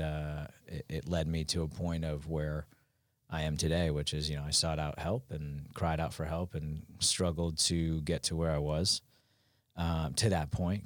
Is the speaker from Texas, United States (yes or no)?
no; Westchester, New York, United States; moved away as an adult; I'm from New York originally, but I've been down here since two thousand nine